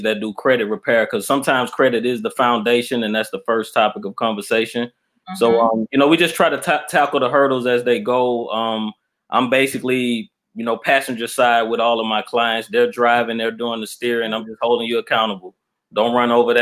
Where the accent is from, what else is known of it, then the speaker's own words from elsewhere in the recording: Mobile, Alabama, United States; also born or lived in Atlanta, Georgia; now in Albany, United States; I'm from Alabama. I'm originally from Mobile, Alabama.